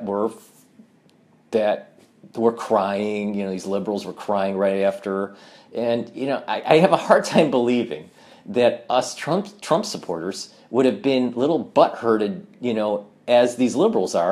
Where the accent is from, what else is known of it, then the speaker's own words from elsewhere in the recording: Michigan, United States; now in New York, United States; I was born and raised in Michigan, and I moved to New York